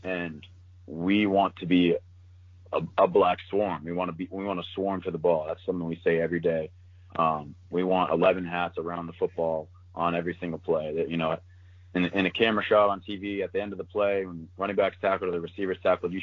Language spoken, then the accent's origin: English; Maryland, United States; moved away as an adult; Maryland's my dream school growing up in Maryland